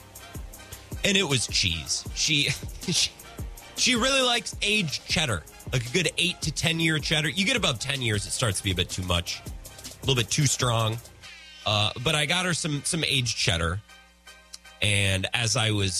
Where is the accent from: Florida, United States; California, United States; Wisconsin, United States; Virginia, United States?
Wisconsin, United States; I'm from Wisconsin